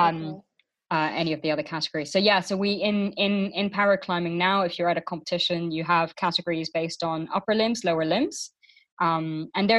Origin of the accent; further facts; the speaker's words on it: Luxembourg; now in United Kingdom; when I grew up in Luxembourg